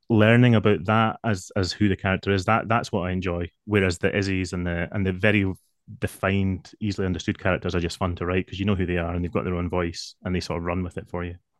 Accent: Scotland, United Kingdom; I am definitely Scottish

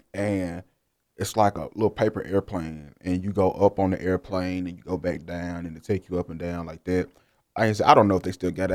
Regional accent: Jackson, Mississippi, United States; I'm from Jackson

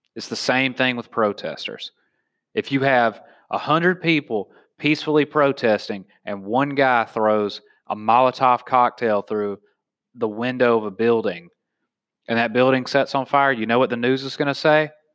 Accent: the South, United States; now in San Diego, United States; I'm from the South

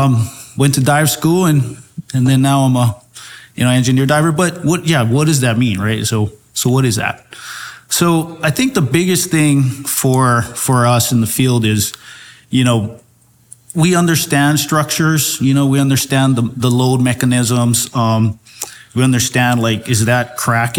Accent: Hawaii, United States; Growing up in Hawaii, I mean, I was always in the water

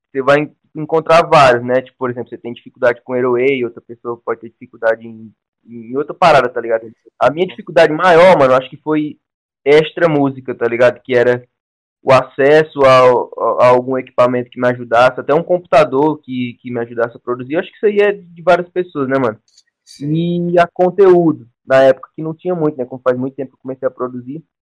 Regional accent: Ceará, Brazil; also born or lived in São Paulo; eu moro no Ceará, tá ligado? Eu vim de São Paulo com 10 anos, moro no Ceará, no interior.

